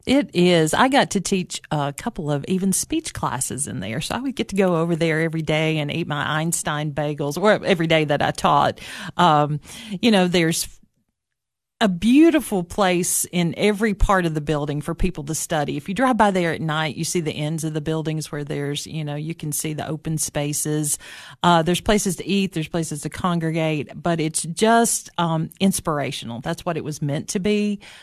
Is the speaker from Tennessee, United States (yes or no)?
yes; Baxter, Tennessee, United States; also born or lived in Knoxville, Tennessee; it all started in Baxter, Tennessee, right? Uh, sometimes I say that I was from Upperman High School